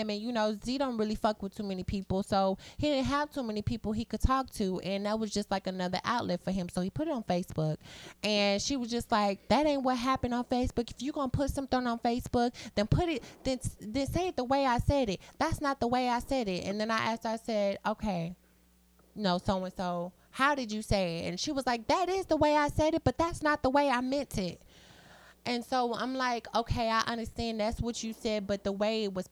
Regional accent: Waco, Texas, United States; I'm from Waco, Texas

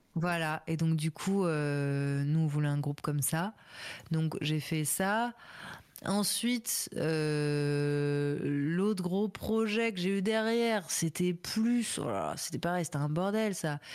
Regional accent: Paris, Île-de-France, France; j'étais à l'école primaire Alexandre Dumas, dans le 11e

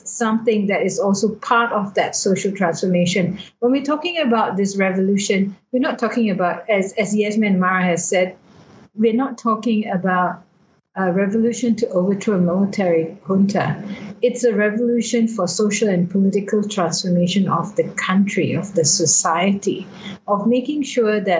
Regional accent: Malaysia; I'm not from Burma. I'm a Malaysian

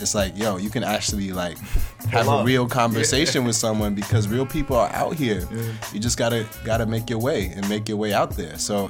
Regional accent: New York, United States; growing up in the 90s and sort of seeing and just experiencing New York at that time, you know, and growing up in New York at that time.

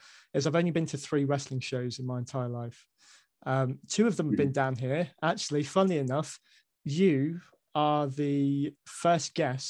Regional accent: Basingstoke, South East England, United Kingdom; moved away as an adult; now in Newton Abbot, United Kingdom; I'm originally from Basingstoke, so Salisbury, again, not too far from sort of my neck of the woods up there.

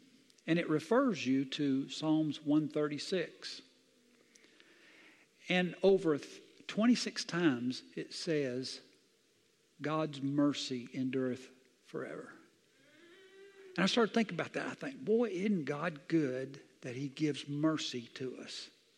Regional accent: Southern US, United States; I grew up in the South, and this is a Bible Belt. I've seen a lot of stuff.

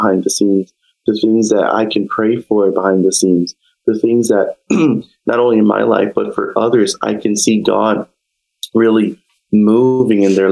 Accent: New York, United States; now in New Britain, United States; I'm from New York

